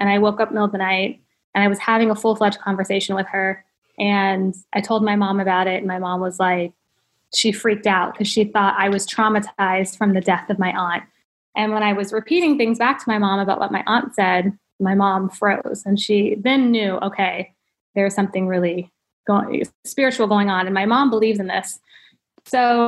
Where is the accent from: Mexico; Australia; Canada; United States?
United States; Ohio; now in California, United States; I'm from Ohio